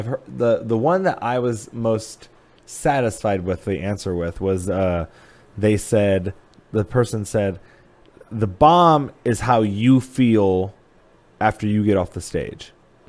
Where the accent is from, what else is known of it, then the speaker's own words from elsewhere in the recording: Napoleon, Ohio, United States; moved away as an adult; now in Columbus, United States; I say Toledo, but it's like a small town called Napoleon.